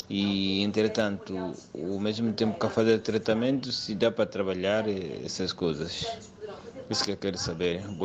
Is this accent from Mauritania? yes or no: yes; Mauritania; now in Portugal; eu sou de Mauritânia